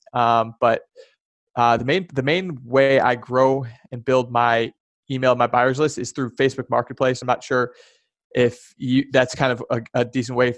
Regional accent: Chicago, Illinois, United States; moved away as an adult; also born or lived in California / Charlotte / Boston; I grew up born and raised in the Chicagoland area

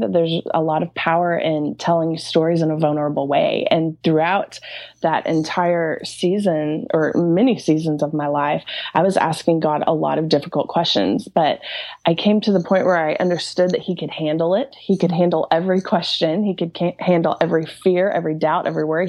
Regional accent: Norman, Oklahoma, United States; also born or lived in New York City; I am from Norman, Oklahoma, and that's a little suburb. Well, it's not exactly little, but it's outside of Oklahoma City. And um, I've been born and raised here

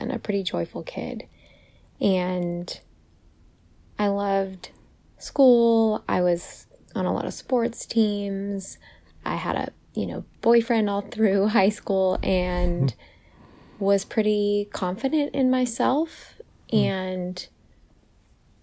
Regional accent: California, United States; moved away as an adult; also born or lived in Virginia; when I got to college, I moved all the way from the West Coast in California all the way to the East Coast to Virginia

